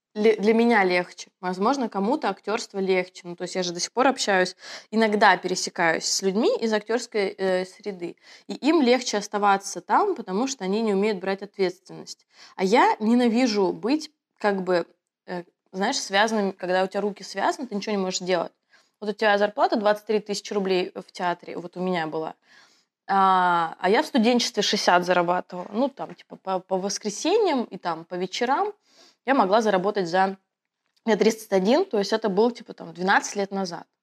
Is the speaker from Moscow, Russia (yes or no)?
yes; Moscow, Russia; also born or lived in Kaliningrad; Я коренная москвичка